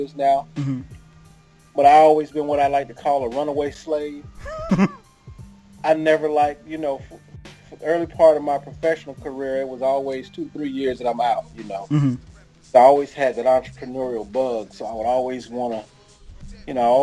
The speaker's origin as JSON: {"language": "English", "town": "Jacksonville", "region": "Florida", "country": "United States", "also_born_or_lived": "Atlanta, Georgia", "moved": "as an adult", "lives_now": "St. Louis, United States", "said": "I'm originally from Jacksonville, Florida"}